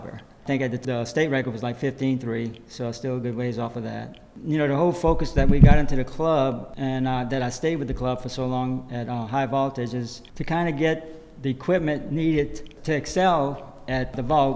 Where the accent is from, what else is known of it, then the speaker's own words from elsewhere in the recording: Montegut and Bourg, near Houma, Louisiana, United States; I grew up in Montague and Burke